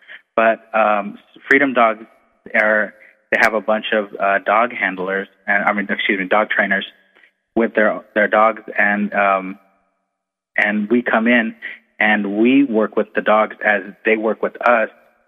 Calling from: Camp Pendleton, California, United States; I'm calling from Camp Pendleton.

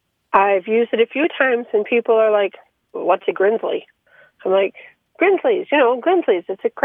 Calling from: Ishpeming, Michigan, United States; I'm calling from Ishpeming, Michigan.

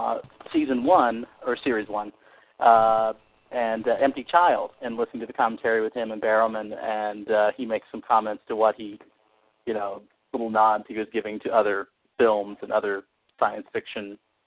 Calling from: Terre Haute, Indiana, United States; It's from Terre Haute, Indiana.

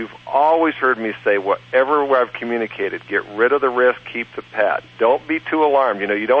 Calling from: North Idaho, United States; I'm calling from Almost Heaven Ranch in North Idaho.

